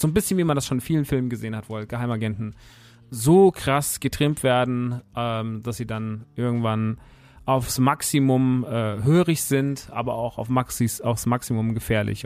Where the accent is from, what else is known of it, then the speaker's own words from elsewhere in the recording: Rodgau, Hesse, Germany; Ich bin da groß geworden, ich mag die Stadt sehr. Es ist tatsächlich meine Heimat, Rottgau-Jügesheim